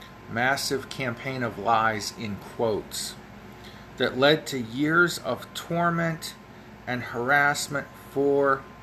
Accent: United States; I grew up in America

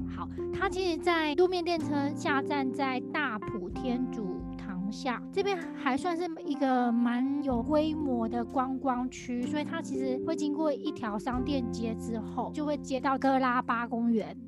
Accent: Taiwan; 我们台湾人

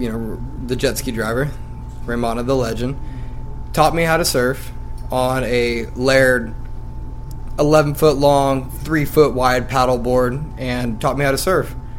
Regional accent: Lemoore, California, United States; I'm 20 years old, and I'm from Lemoore, California

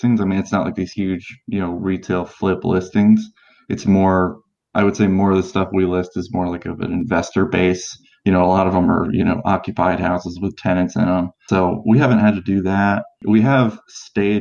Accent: Maryland area, United States; moved away as an adult; now in Indianapolis, United States; We're from the Maryland area

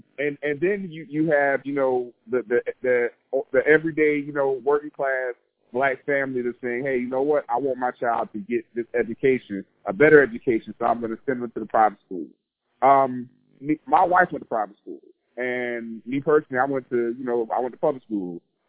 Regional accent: Savannah, Georgia, United States; moved away as an adult; now in Northern Virginia, United States; within my hometown, within Savannah

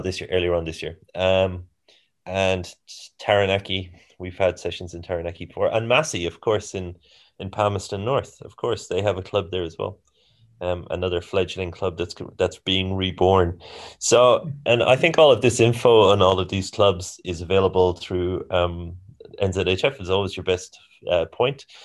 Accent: Ireland; moved away as an adult; also born or lived in Singapore / Germany / Australia; now in New Zealand; I'm from Ireland originally

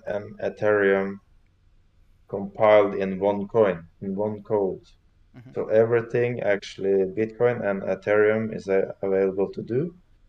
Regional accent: Oslo, Norway; English is a second language; is capital city of Norway. {S0} Awesome. {S1} So this is my hometown.

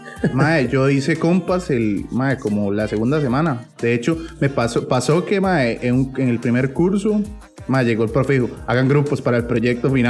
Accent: San Carlos, Alajuela, Costa Rica; also born or lived in Sarapiquí; de Sikiris pero también soy de San Carlos.

